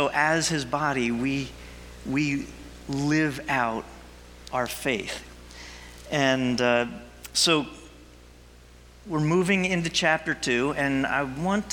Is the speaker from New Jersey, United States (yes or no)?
yes; New Jersey, United States; I'm a Jersey guy. I was born and raised in Jersey